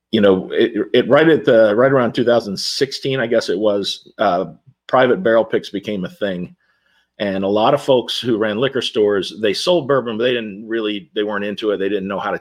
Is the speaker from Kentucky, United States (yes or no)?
yes; Louisville, Kentucky, United States; I grew up in Louisville